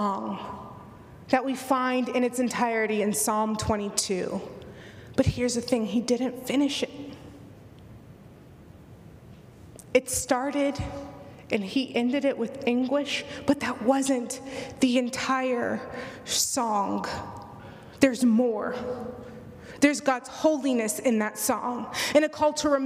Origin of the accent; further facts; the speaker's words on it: Houston, Texas, United States; now in Midwest, United States; living in the Midwest than it was growing up in Houston.